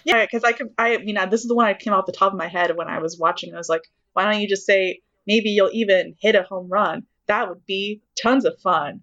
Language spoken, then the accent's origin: English; Texas, United States; I'm from Texas